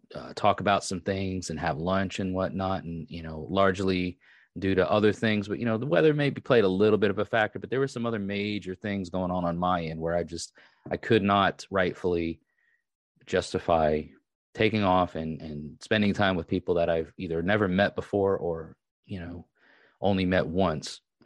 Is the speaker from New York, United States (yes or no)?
yes; Long Island, New York, United States; moved away; I am actually from Long Island.